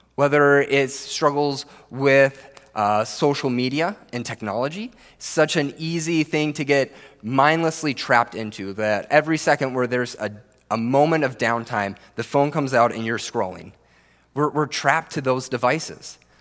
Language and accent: English; Minnesota, United States; I grew up here in Minnesota, the land of ten thousand lakes